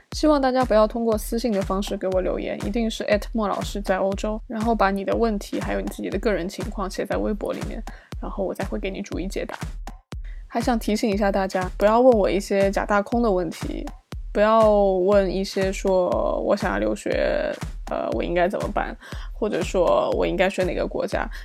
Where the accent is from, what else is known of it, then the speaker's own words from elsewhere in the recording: China; now in Sweden; 作为一个中国人来说